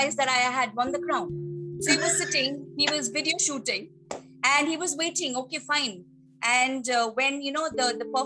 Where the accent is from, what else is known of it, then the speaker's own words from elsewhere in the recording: Mumbai, Maharashtra, India; also born or lived in Tamil Nadu / Palakkad, Kerala; I hail from there, and but of course eventually I was born and brought up in Mumbai.